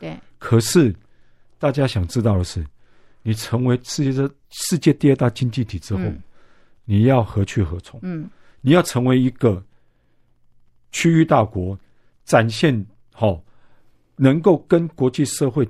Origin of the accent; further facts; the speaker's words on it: Taiwan; 就像我们台湾人常讲的，